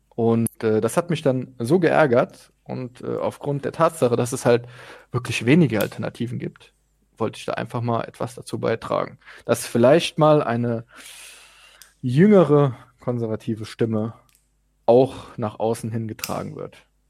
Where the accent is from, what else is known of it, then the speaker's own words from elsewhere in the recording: Zweibrücken, Rhineland-Palatinate, Germany; now in Hamburg, Germany; ich bin geboren in Zweibrücken, wohne in Hamburg